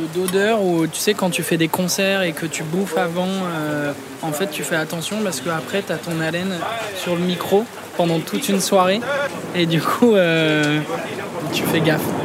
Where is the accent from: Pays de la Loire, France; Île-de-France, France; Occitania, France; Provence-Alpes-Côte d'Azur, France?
Île-de-France, France; Clamart; also born or lived in Rambouillet; je suis né à Clamart